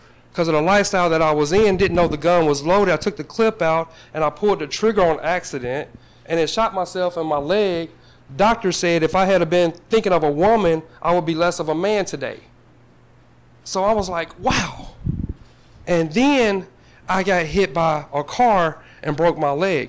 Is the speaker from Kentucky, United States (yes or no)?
yes; Paducah, Kentucky, United States; Growing up in Paducah, I was raised by an adoptive family